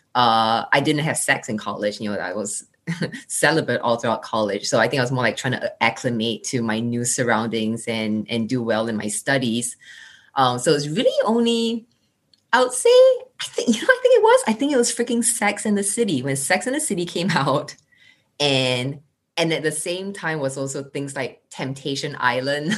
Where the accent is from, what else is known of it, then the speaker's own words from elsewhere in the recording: Singapore; accent: Singlish; moved away as an adult; also born or lived in United States / Indiana, United States / New York, United States; growing up in Singapore, in class, we was told to be seen but not heard.